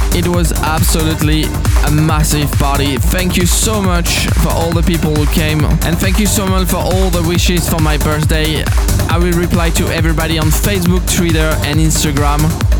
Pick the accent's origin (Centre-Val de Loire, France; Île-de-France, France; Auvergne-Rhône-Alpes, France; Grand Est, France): Grand Est, France; Strasbourg; my hometown Strasbourg